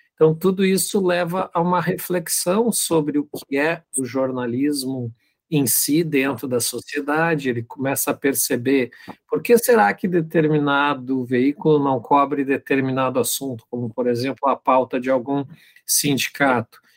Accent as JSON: {"language": "Portuguese", "town": "Pelotas", "region": "Rio Grande do Sul", "country": "Brazil", "tie": "born or raised there", "also_born_or_lived": "Frederico Westphalen", "moved": "as an adult", "said": "eu sou natural de Pelotas, mas eu estava há muito tempo fora de Pelotas, há quase 20 anos longe de Pelotas."}